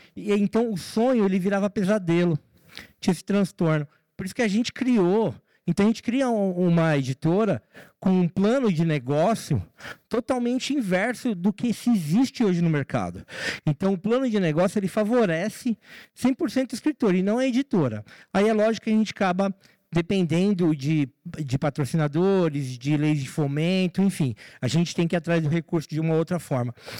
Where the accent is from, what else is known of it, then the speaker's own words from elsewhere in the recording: São Paulo, Brazil; na favela de Heliópolis, que foi onde eu nasci, onde eu fui criado e eu moro lá até hoje